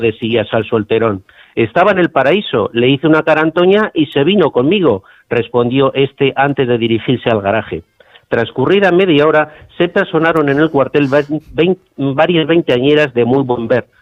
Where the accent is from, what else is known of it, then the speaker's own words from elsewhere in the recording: Logroño, La Rioja, Spain; vine destinado a, a, mi, a mi tierra, a, Logroño